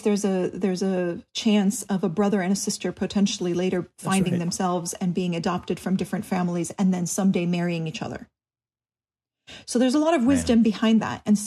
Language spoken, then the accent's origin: English; Clifton, New Jersey, United States; now in Southern California, United States; We grew up in Clifton, New Jersey